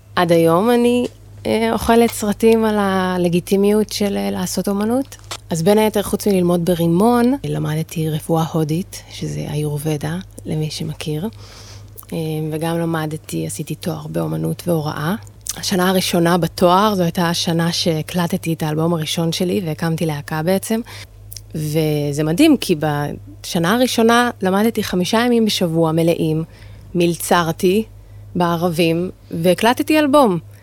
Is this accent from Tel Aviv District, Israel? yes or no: no; Jerusalem, Jerusalem District, Israel; במקור אני מירושלים, וגדלתי להורים אה, דתיים